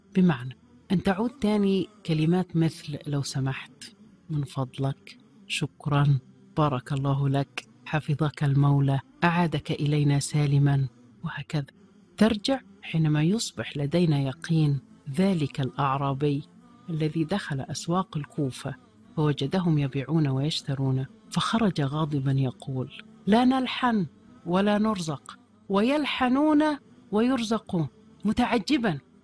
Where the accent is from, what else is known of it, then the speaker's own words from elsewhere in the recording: Egypt; وننتظرها كمصريين